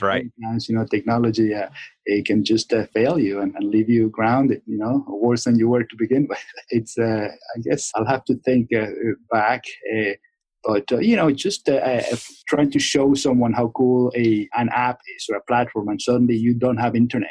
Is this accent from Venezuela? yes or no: yes; Venezuela; moved away; I'm from Venezuela